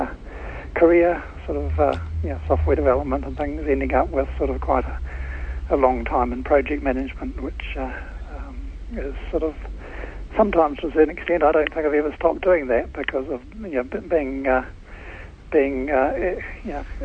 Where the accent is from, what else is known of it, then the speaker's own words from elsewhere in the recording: Christchurch, Canterbury, New Zealand; moved away as an adult; now in Auckland, New Zealand; I came from Christchurch. We moved up to Auckland a few decades ago now